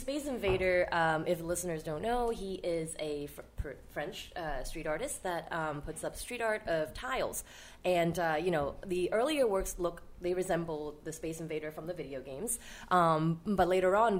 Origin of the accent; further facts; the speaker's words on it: Hong Kong; moved away as an adult; now in New York, United States; I'm originally from Hong Kong. So before I went to art school in the city, I actually grew up in Hong Kong.